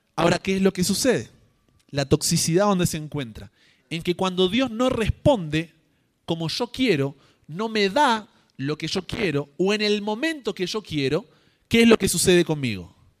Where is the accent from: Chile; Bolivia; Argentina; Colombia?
Argentina; yo como argentino